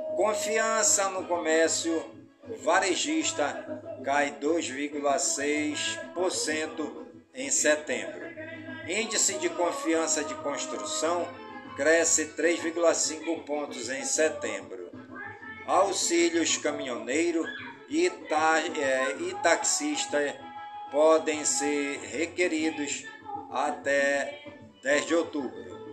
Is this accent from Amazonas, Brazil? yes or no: yes; Careiro da Várzea, Amazonas, Brazil; do Careiro da Várzea, minha cidade natal